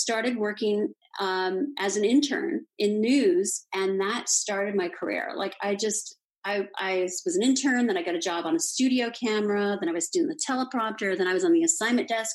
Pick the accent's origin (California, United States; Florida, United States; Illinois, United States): California, United States; Los Angeles; I grew up in Los Angeles